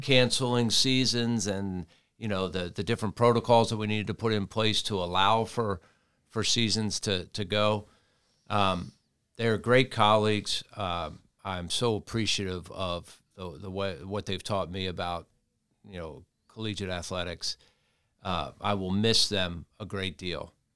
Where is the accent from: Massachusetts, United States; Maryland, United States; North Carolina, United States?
Maryland, United States; Towson; moved away; my hometown of Towson